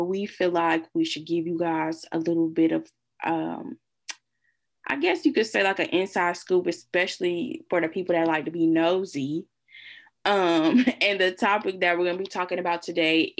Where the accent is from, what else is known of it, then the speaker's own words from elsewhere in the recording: Illinois, United States; Illinois State is in my home state